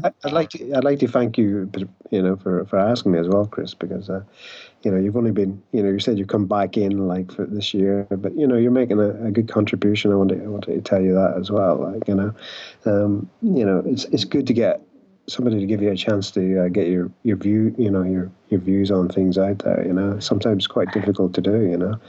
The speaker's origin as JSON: {"language": "English", "country": "Ireland", "said": "I'm an Irish alcoholic"}